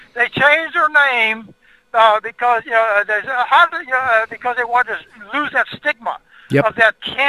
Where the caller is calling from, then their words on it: Houston, Texas, United States; I'm in Houston, Texas.